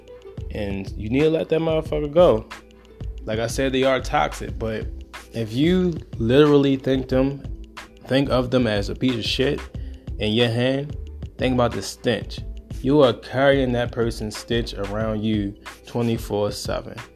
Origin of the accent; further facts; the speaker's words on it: Baltimore, Maryland, United States; I'm from Baltimore